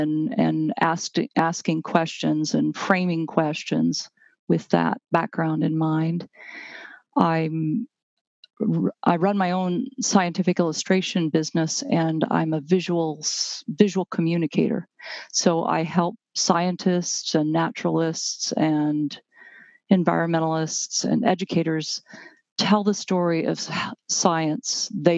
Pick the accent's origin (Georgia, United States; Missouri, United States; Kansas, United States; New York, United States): Kansas, United States; Lawrence; also born or lived in north central Pennsylvania; I was born here in Lawrence, Kansas, and actually live not too far from one of my childhood homes